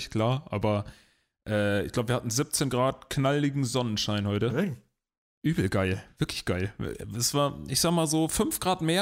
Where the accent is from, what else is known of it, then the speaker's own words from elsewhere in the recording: Emden, Lower Saxony, Germany; now in Hamburg, Germany; Ja, in meiner Heimat.